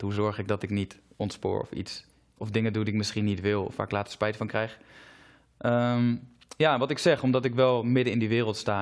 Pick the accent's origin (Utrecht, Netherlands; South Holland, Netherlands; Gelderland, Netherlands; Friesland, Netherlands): Gelderland, Netherlands; Zutphen; Ik kom zelf uit Zutphen